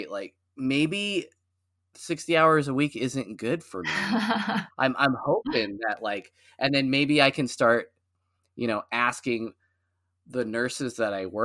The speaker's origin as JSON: {"language": "English", "town": "Portland", "region": "Oregon", "country": "United States", "said": "so I, you know, I moved here from out of the area. I came from the Portland area"}